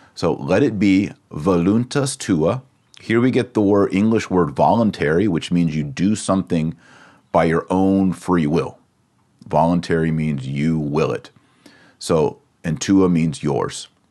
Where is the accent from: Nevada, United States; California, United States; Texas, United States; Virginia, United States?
Texas, United States; accent: Texas; my Latin accent is a little different. It's the American. It's the Texas version